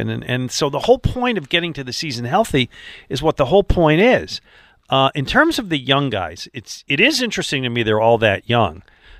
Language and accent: English; Buffalo, New York, United States; also born or lived in Detroit / Florida; now in Philadelphia, United States; I grew up in Buffalo, which is great football fans, and I lived in Detroit.